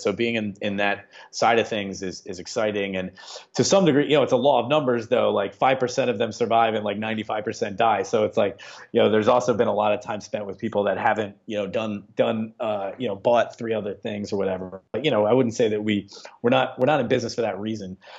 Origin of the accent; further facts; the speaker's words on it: Upper Darby, Pennsylvania, United States; I grew up in Upper Darby. I went to Upper Darby High School, and so I've been in this region my whole life